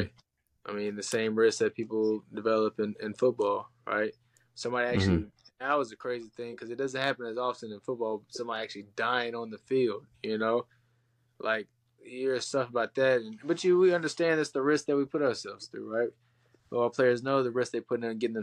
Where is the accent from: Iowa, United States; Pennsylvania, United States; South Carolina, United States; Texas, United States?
Texas, United States; Killeen; moved away; also born or lived in Houston; coming from Killeen